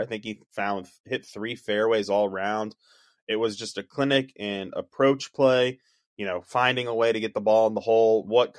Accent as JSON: {"language": "English", "town": "Wilmington", "region": "North Carolina", "country": "United States", "tie": "born or raised there", "said": "I remember covering this tournament when it came to Wilmington, my hometown"}